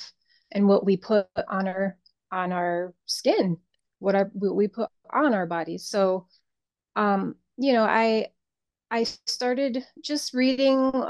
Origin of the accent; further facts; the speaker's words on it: Connecticut, United States; moved away as an adult; now in South Florida, United States; I grew up in Connecticut, born and raised. So I moved down here about maybe 21 years ago.